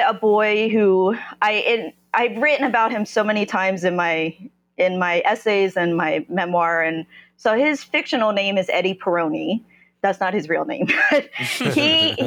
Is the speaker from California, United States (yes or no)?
no; Ewing Township, New Jersey, United States; moved away as an adult; also born or lived in South Korea; now in Brooklyn, United States; I grew up in a suburb of Trenton, New Jersey. No one's heard of it. It's Ewing Township